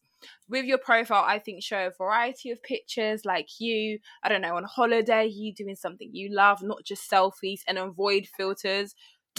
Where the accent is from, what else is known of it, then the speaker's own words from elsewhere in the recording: London, United Kingdom; I'm from London